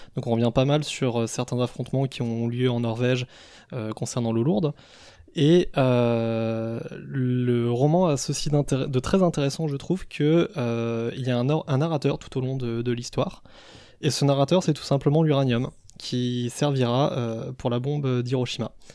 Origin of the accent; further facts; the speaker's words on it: Savoy, Auvergne-Rhône-Alpes, France; ce sont mes, origines qui me rappellent à l'ordre en cas d'apocalypse zombie, parce que je, je suis savoyard